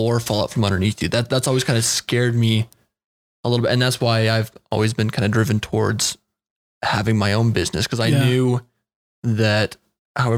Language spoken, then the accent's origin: English; Fruit Heights, Utah, United States; where I grew up in Fruit Heights